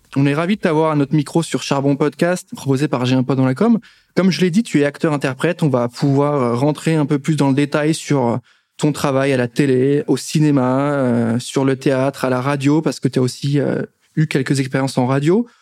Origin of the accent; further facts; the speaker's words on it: Nancy, Grand Est, France; now in Paris, France; je suis de Nancy